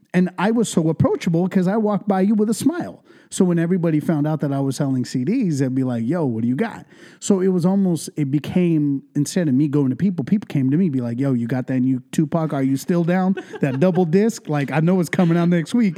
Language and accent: English; Ventura, California, United States; first language English and Punjabi; also born or lived in India; I was raised in East Ventura since I was about two years old. So like all I really know is Ventura County, the 805